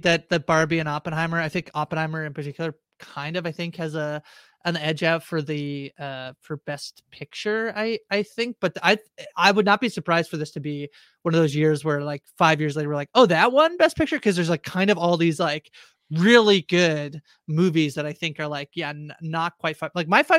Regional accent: Canada; I'm Canadian.

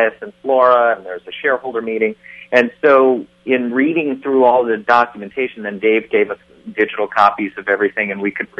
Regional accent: Chicago, Illinois, United States; also born or lived in Silver Lake, Los Angeles; now in Los Angeles, United States; I'm originally from Chicago

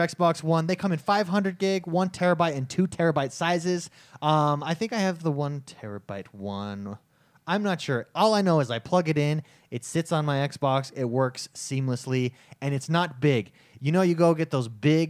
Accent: California, United States; moved away as an adult; now in Utah, United States; We're from California, moved to Utah to go to school

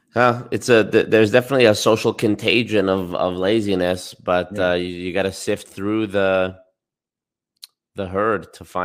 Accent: Alberta, Canada; I was born here.

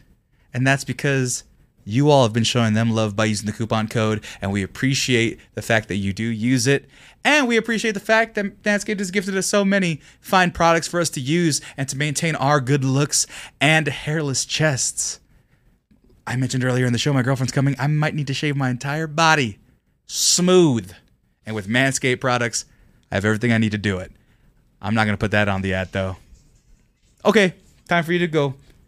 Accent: California, United States; I'm from California.

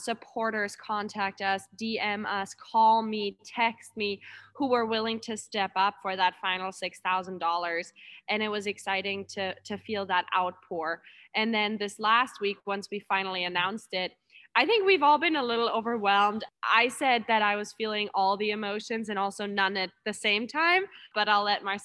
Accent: Germany; now in Anchorage, United States; I'm from Germany, a lot of my friends and family from back home

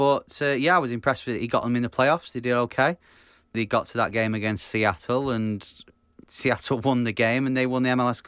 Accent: Manchester, North West England, United Kingdom; from Manchester.

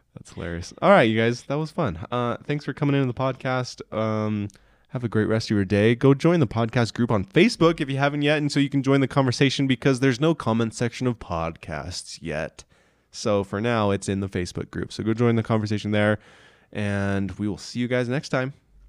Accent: Meeker, Colorado, United States; I grew up in Meeker, Colorado.

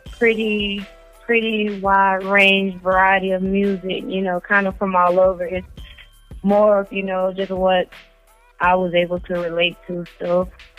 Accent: Chattanooga, Tennessee, United States; Born and raised Chattanooga, 423. We're in Tennessee

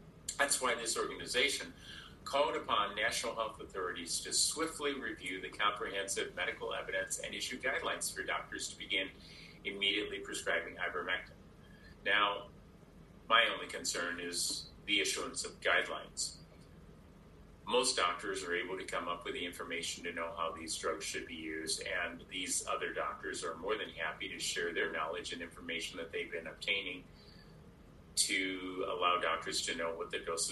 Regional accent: Iowa, United States; As a boy growing up in Iowa

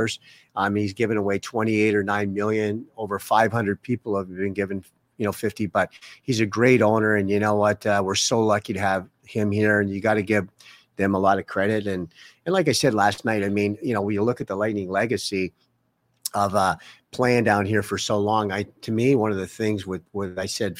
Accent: Toronto, Ontario, Canada; moved away as an adult; now in Tampa Bay, United States; Me and my wife came from Canada. She's from Calgary. I was from Toronto.

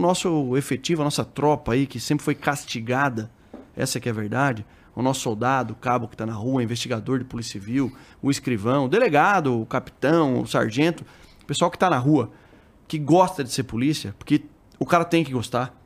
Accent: Sorocaba, São Paulo, Brazil; also born or lived in Osasco; Sou lá do interior de, de São Paulo, de Sorocaba

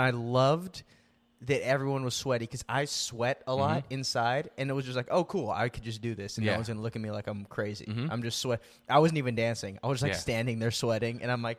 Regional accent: Philippines; I'm Filipino, dude.

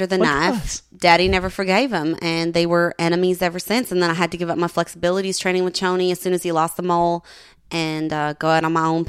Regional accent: the South, United States; Well, listen, I'm from the South. Y'all have a different language than me up here.

